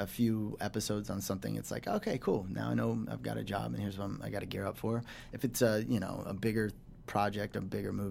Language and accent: English; Iowa, United States; moved away as an adult; also born or lived in New York; I got discovered in my mall in my hometown